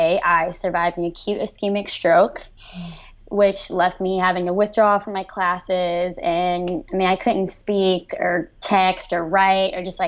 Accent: Houston, Texas, United States; now in Athens, United States; I grew up in the suburban area of Houston, Texas

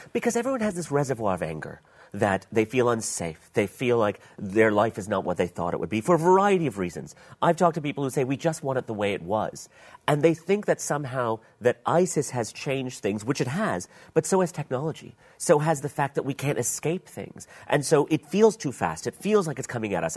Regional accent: Pakistan; I was from Pakistan

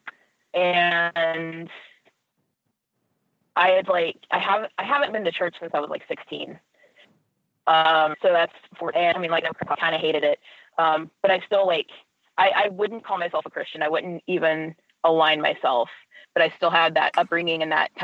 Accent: Ohio, United States; now in Minnesota, United States; I am from Ohio

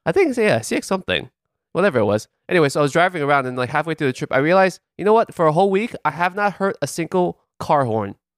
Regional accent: New York, United States; as a New Yorker

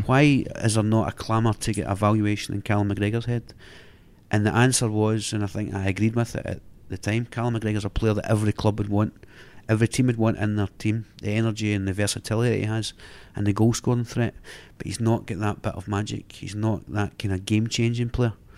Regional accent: Glasgow, Scotland, United Kingdom; as a Glaswegian

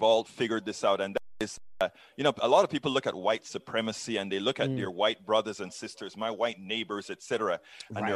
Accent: Panama; I'm from the South, brother. I'm from the South. I'm from Panama

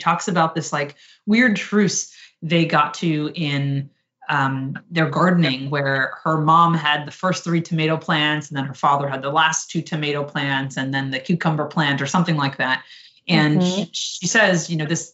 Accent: New Jersey, United States; I grew up in New Jersey.

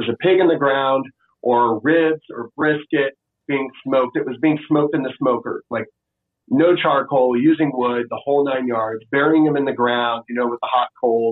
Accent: Florida, United States; moved away as an adult; also born or lived in Washington, D.C. / San Francisco; now in Austin, United States; growing up in Florida

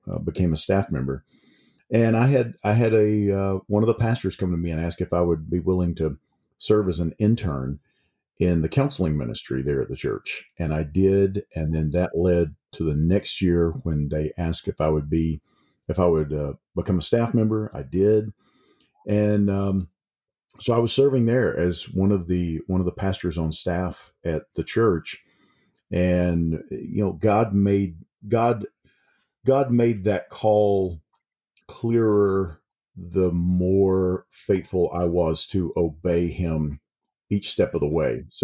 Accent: Mississippi, United States; now in East Tennessee, United States; I I moved to East Tennessee from South Mississippi, and began to teach up there.

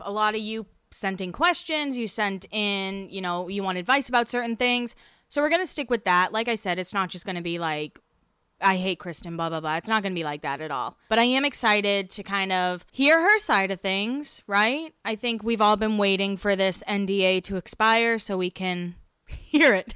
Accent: Massachusetts, United States; moved away; I lived in Massachusetts. I'm from Massachusetts

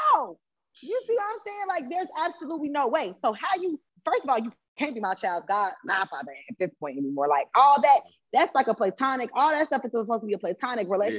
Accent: Chicago, Illinois, United States; I'm from Chicago. I kind of been around

